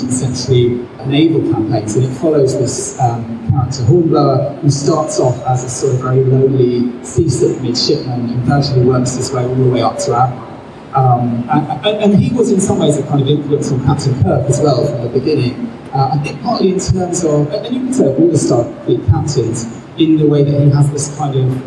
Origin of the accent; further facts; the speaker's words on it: England, United Kingdom; as an English person